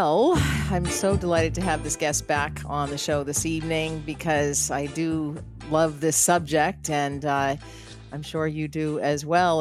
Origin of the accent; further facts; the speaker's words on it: Boston, Massachusetts, United States; being from the Boston area